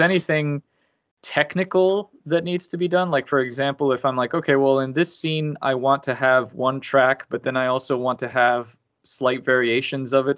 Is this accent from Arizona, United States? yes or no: no; Miami, Florida, United States; I grew up in Miami